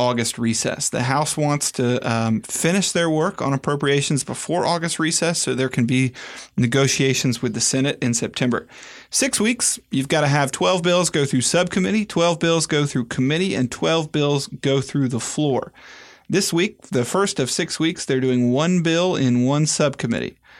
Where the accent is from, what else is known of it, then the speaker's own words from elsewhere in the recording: United States; as an American